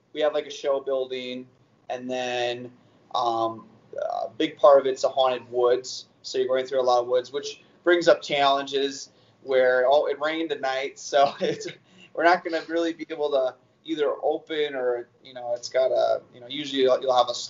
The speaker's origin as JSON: {"language": "English", "region": "north of Wisconsin", "country": "United States", "accent": "Yooper", "said": "I get really like youpery, if they call it. So, but that's, I'm up north of Wisconsin. That's why you just kind of have those types of people with that voice"}